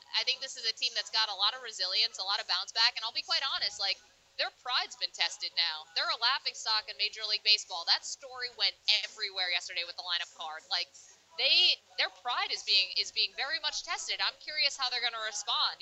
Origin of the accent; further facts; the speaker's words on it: Binghamton, New York, United States; I'm from Double A Binghamton